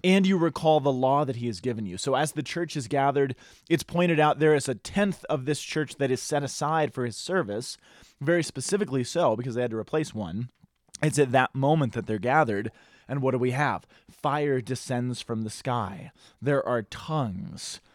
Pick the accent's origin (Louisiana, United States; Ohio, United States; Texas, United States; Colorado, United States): Colorado, United States